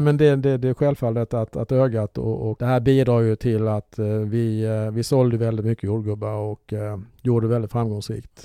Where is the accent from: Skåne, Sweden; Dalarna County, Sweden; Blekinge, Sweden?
Blekinge, Sweden; Olofström; moved away; jag är uppvuxen i Blekinge